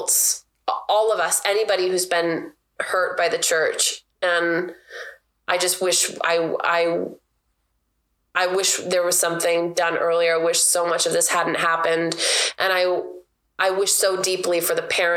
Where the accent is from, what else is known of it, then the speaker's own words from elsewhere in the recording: Everett, Washington, United States; where I grew up in South Everett